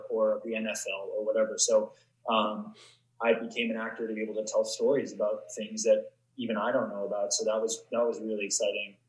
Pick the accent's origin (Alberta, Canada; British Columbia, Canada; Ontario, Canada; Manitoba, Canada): British Columbia, Canada; Vancouver; I grew up in Vancouver or just uh, just outside